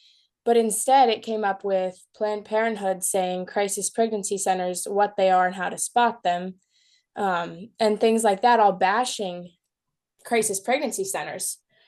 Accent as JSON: {"language": "English", "town": "Erie", "region": "Pennsylvania", "country": "United States", "said": "I just finished 12th grade, and I'm from Erie, Pennsylvania."}